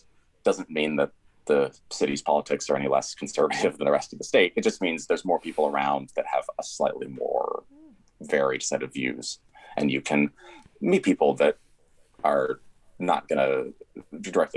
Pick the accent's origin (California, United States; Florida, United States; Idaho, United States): Idaho, United States; Boise; moved away as an adult; also born or lived in Ephrata, Washington / Connecticut / New York City; I'm from Idaho. I was originally born in a very small town called Ephrata in eastern Washington State, and then I moved to Boise, Idaho when I was in third grade